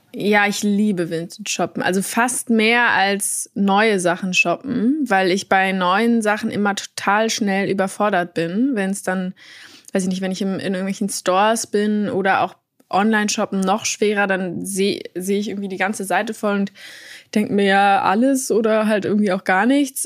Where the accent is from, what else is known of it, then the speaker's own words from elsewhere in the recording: Berlin, Germany; ich bin in Berlin aufgewachsen